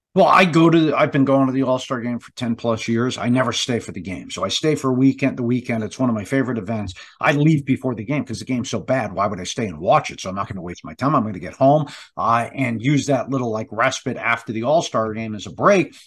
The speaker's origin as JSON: {"language": "English", "town": "Boston", "region": "Massachusetts", "country": "United States", "tie": "born or raised there", "said": "I grew up here in the Boston area"}